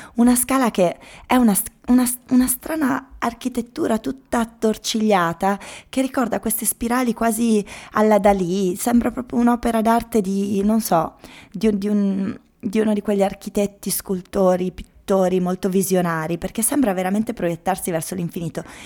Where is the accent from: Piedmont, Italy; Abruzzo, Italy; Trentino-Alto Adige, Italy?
Trentino-Alto Adige, Italy; io essendo trentina